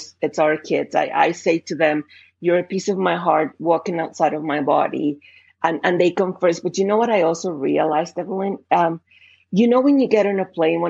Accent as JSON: {"language": "English", "country": "Colombia", "tie": "born or raised there", "second_language": "English", "moved": "as an adult", "lives_now": "Canada", "said": "clearly from my accent, I'm not English speaker to begin with. I was born and raised in Colombia"}